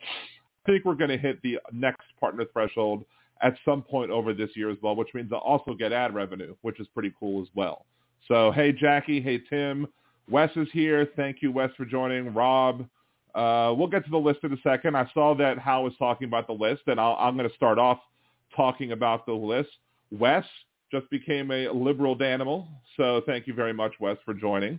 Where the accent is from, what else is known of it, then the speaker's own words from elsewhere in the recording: Baltimore, Maryland, United States; moved away; also born or lived in Wilmington, Delaware; I'm from Baltimore originally